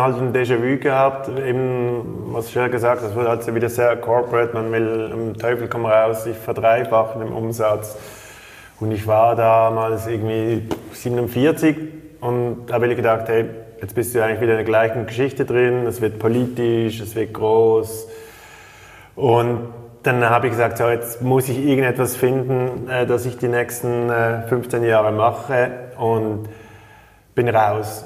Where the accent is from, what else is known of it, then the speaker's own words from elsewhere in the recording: Switzerland; als Schweizer